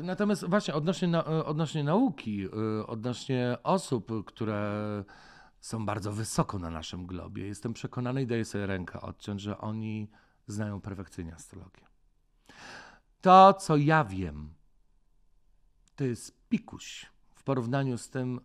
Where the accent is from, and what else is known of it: Poland; born or raised there